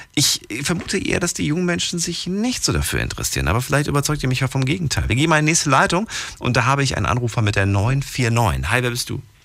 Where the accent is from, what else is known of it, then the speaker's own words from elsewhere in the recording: East Germany, Germany; eigentlich bin ich in der DDR groß geworden